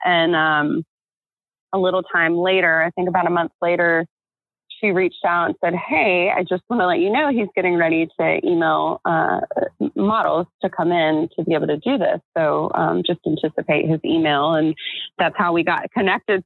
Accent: Florida, United States; I grew up in America with Jennifers and Christians

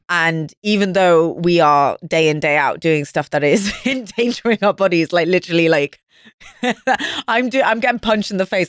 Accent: Wales, United Kingdom; moved away

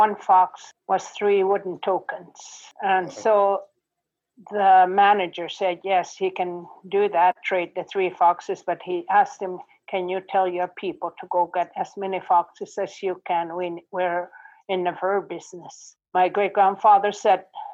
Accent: Coral Harbour, Nunavut, Canada; English is a second language; We're from Coral Harbour, Nunavut. NWT before that.

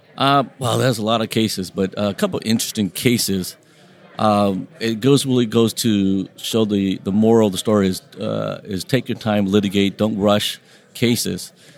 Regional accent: Long Beach, California, United States; first language Vietnamese; English is a second language; I grew up in Long Beach, uh, small little city of 500,000 people

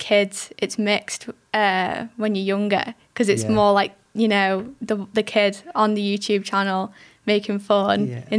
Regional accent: Liverpool, North West England, United Kingdom; born there; now in Windermere, United Kingdom; No, I was born in Liverpool.

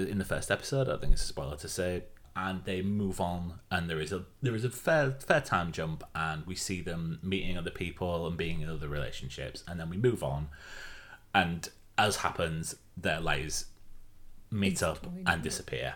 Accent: Yorkshire and the Humber, United Kingdom; as a Yorkshireman

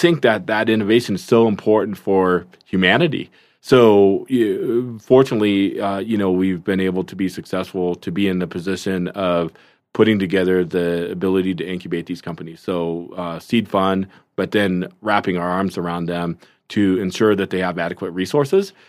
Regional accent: Seattle, Washington, United States; also born or lived in South Korea; grew up in the Seattle area

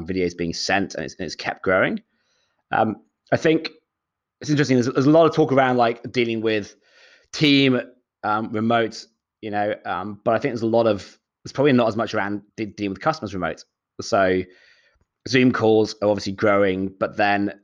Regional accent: Shropshire, West Midlands, United Kingdom; moved away as an adult; also born or lived in London, United Kingdom; now in Sydney, Australia; I'm from the Midlands, so a place called Shropshire

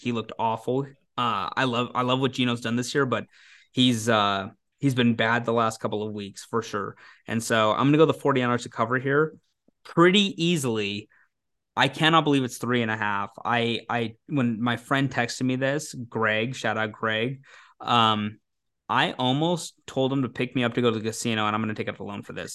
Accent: Lacey, Washington, United States; now in Spokane, United States; my hometown, Lacey

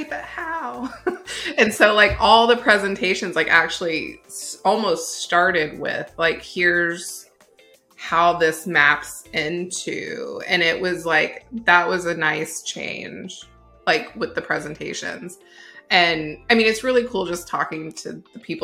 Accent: United States; we, as Americans

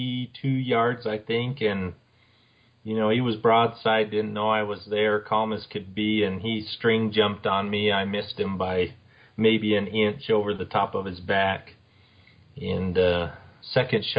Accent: St. Johns, Arizona, United States; also born or lived in Tucson, Arizona; I grew up in St. John's, Arizona, north of Springerville there

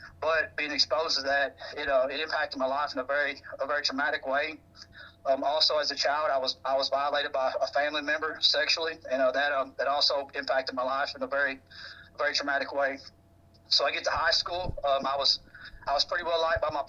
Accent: East Prairie, Missouri, United States; now in Jacksonville, United States; I'm originally from East Prairie, but now I live in Jacksonville, North Carolina, by Camp Lejeune.

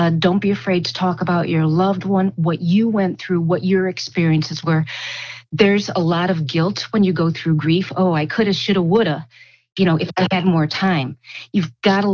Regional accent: United States

